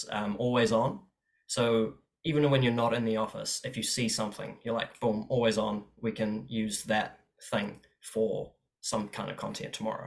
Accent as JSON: {"language": "English", "region": "Auckland", "country": "New Zealand", "tie": "born or raised there", "also_born_or_lived": "Cape Town, South Africa / Walvis Bay, Namibia", "said": "originally I was born in Cape Town in South Africa. And then when I was three, we shifted over to Walvis Bay in Namibia, which is pretty much just a town next to a desert. And then when I was seven, we immigrated over to New Zealand, and I've just kind of been a shore boy"}